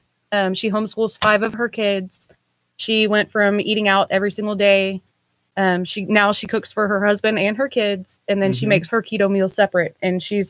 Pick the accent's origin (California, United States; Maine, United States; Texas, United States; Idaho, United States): Texas, United States; Deer Park; now in Alvin, United States; I'm from Deer Park